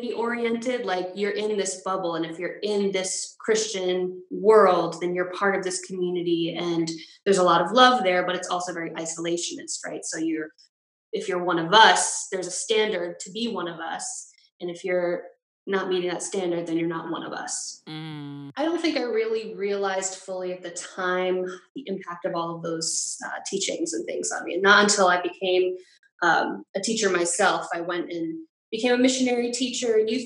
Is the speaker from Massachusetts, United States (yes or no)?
yes; Massachusetts, United States; also born or lived in New York; I am originally from Massachusetts, just moved back home